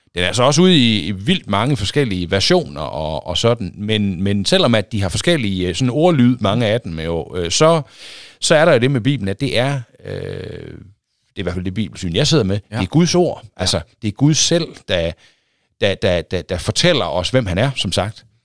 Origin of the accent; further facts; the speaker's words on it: Aulum, Central Denmark Region, Denmark; moved away as an adult; also born or lived in Tarm / Thisted / Aarhus; now in Holstebro, Denmark; Jeg er opvokset i Aulum.